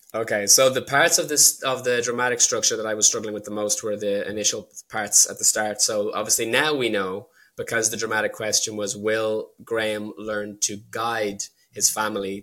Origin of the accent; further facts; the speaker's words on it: Ireland; also born or lived in United Kingdom; The reason I'm Irish is because my mum was Irish. She brought me back here a year after the divorce